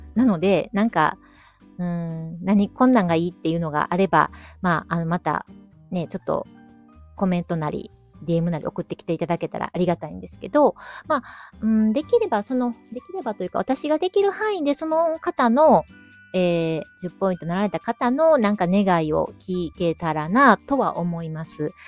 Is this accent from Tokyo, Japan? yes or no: no; Kyoto, Japan; もともと地元、京都生まれの京都育ちで、はい、今も京都に住んでて